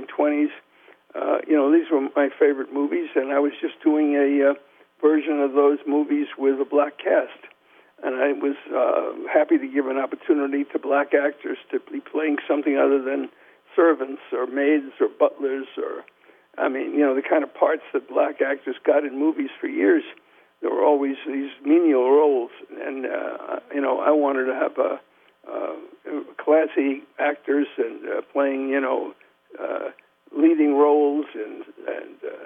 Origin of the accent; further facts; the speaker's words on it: New York City, New York, United States; when I grew up in New York